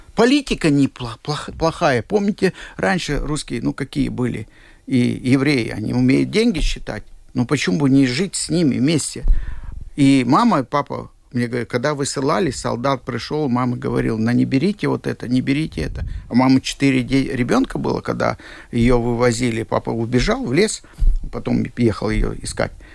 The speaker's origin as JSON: {"language": "Russian", "region": "Siberia", "country": "Russia", "tie": "born or raised there", "moved": "yes", "lives_now": "Latvia", "said": "Я был в Сибири, я действительно родился в Сибири"}